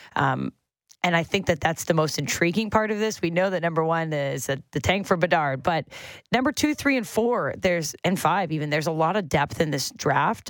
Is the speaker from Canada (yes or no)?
yes; Fergus, Ontario, Canada; I'm from Fergus, Ontario